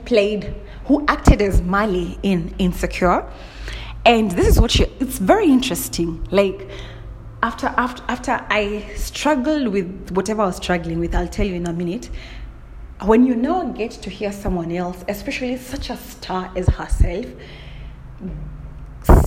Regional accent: Kenya; I'm from Kenya

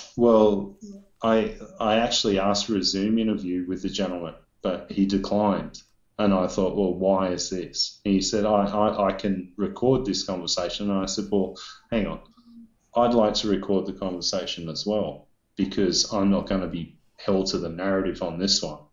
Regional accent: Australia

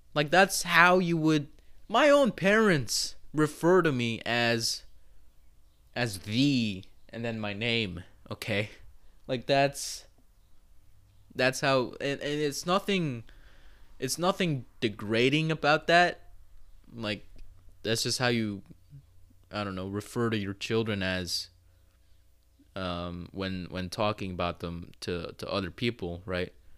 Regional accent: United States; speaking as an American

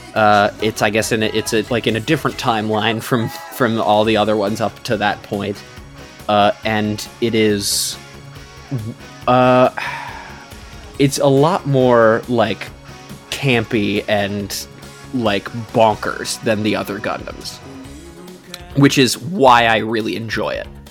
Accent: United States; as an American

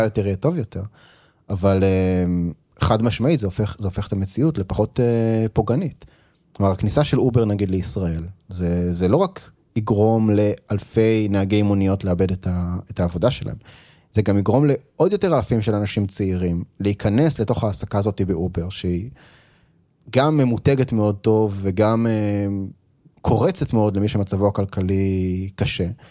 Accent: Israel; כישראלי, שאני אף פעם לא הייתי בארצות הברית

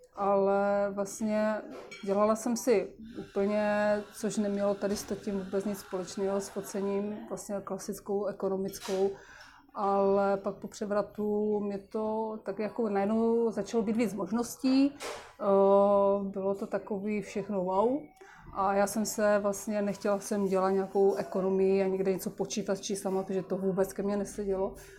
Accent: Moravia, Czechia; u nás na Moravě

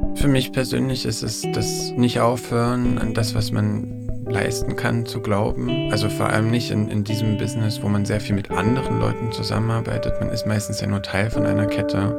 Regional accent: Erfurt, Thuringia, Germany; in Erfurt, wo ich herkomme

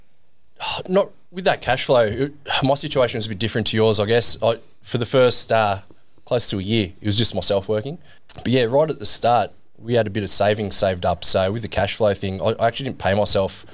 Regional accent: Sydney, New South Wales, Australia; also born or lived in England; I was born in England. Dad's English, so we moved to Australia when I was eight years old. Right. Um, and that was for Dad's work. Like he got a job down here in, in Sydney, and we moved down here when I was a kid.

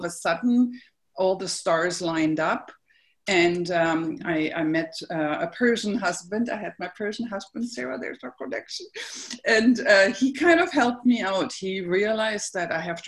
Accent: Berlin, Germany; I grew up in Berlin, as I mentioned, and I was sent to church.

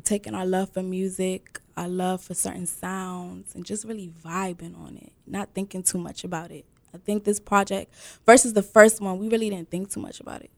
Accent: Prince George's County, Maryland, United States; I'm from Prince George's County, Maryland, with roots deep in Sierra Leone.

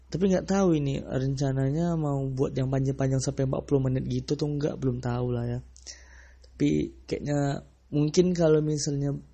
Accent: Sumatra, Indonesia; aku orang Sumatera sih tapi ya entah entah kenapa menurut aku tuh ya lebih baik bangga dengan uh, dialek atau aksen dari daerah kita masing-masing

